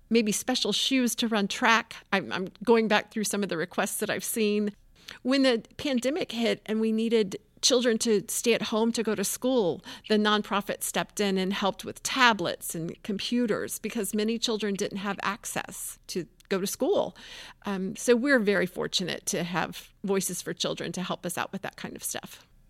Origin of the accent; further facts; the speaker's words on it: Tampa, Florida, United States; I grew up in Tampa